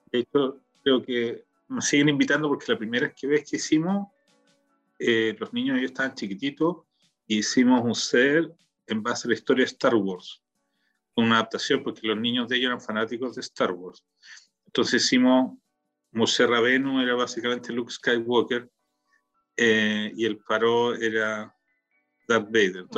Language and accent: Spanish; Valparaíso, Chile; now in Israel; Que nosotros somos porteños